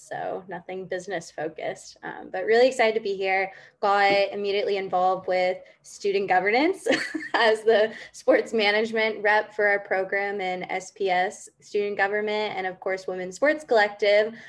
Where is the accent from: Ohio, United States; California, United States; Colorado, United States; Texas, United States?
California, United States; moved away as an adult; also born or lived in Ithaca, New York; now in New York, United States; I grew up in California